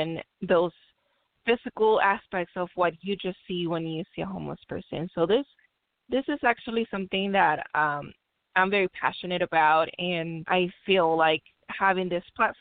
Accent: Mexico; now in Long Beach, United States; I grew up in Mexico where this is such a stigma

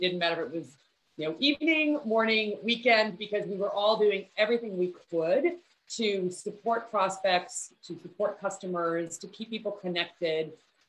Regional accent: Texas, United States; also born or lived in Midwest; So I was born in the Midwest. We moved around a lot when I was in elementary school. And then finally we came to Texas when I was in junior high. And we moved to a very small rural community in Central Texas.

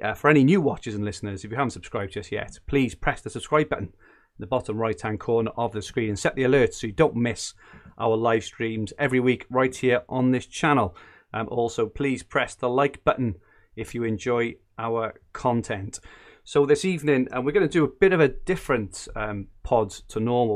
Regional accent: Welsh, Wales, United Kingdom; being Welsh

